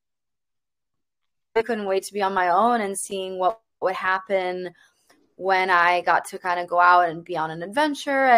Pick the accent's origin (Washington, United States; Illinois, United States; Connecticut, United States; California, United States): Illinois, United States; Chicago; I grew up in the suburbs of Chicago